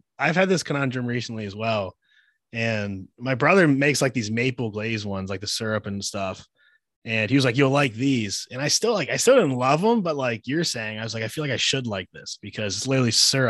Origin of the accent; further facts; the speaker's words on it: Pittsburgh, Pennsylvania, United States; I'm from Pittsburgh.